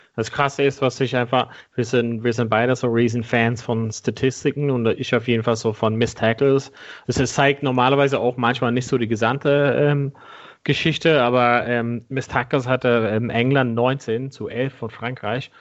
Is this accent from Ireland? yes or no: yes; Ireland; moved away; meinem Heimatland Irland